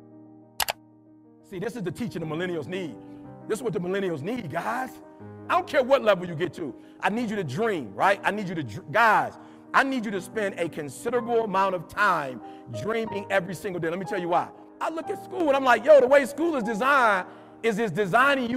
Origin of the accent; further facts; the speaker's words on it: Detroit, Michigan, United States; I'm from Detroit